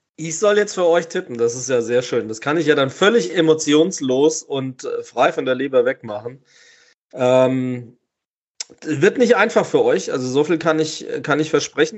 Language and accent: German; Weiterstadt, Hesse, Germany; Du kommst aus meinem Heimatdorf. Du kommst aus dem Ort, wo ich gerade hier mit podcaste.